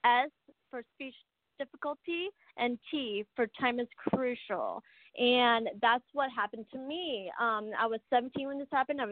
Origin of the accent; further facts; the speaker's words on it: Arizona, United States; I was born in Arizona